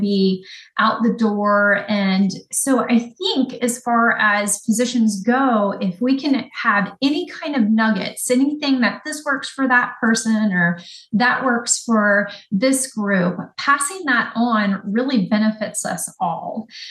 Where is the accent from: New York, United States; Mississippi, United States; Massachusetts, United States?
Mississippi, United States; Ocean Springs; moved away as an adult; also born or lived in New Orleans, Louisiana / Fort Lauderdale, Florida; now in Pensacola, United States; I grew up on the Gulf Coast. So born in New Orleans, spent the later part of my childhood in Ocean Springs, Mississippi.